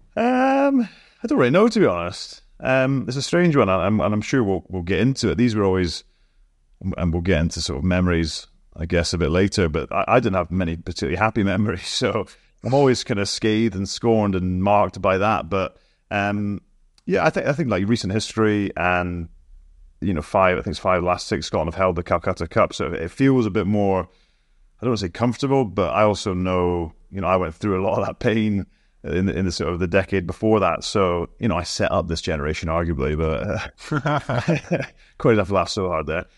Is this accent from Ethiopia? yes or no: no; Scotland, United Kingdom; as a Scotsman